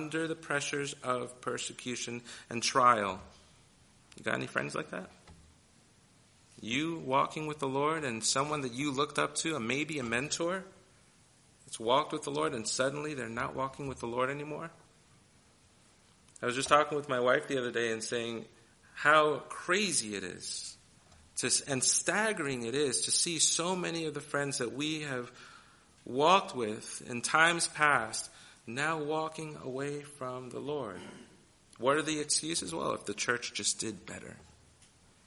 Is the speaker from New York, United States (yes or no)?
yes; New York City, New York, United States; I grew up in New York City